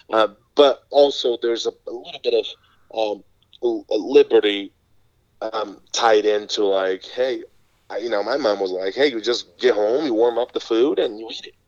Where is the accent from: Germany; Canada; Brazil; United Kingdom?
Brazil; English is a second language; moved away as an adult; now in United States; I grew up in Brazil um, all the way up until uh, when I was 18 to 19 years old